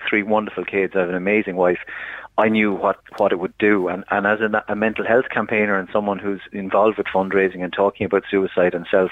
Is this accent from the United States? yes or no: no; Ireland; being an Irish man